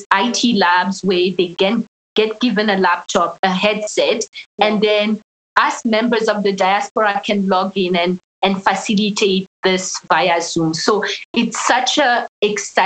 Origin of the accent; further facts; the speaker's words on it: Burundi; moved away; I'm originally from Burundi in East Africa